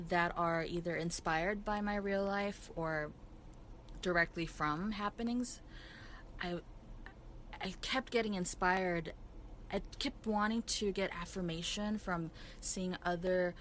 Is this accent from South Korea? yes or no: yes; South Korea; moved away; growing up in Korea mostly I wasn't really exposed to the stand-up comedy culture